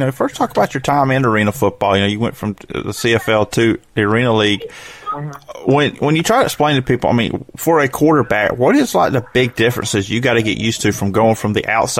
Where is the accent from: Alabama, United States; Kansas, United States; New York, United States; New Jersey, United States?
Alabama, United States; I'm in Alabama.